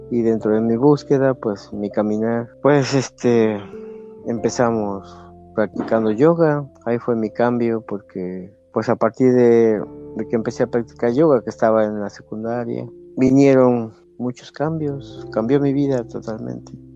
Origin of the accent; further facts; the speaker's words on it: Coatepec, Veracruz, Mexico; yo soy de aquí de Coatepec. Aquí nací en la mera, este, en el mero centro donde está la casa de azulejos.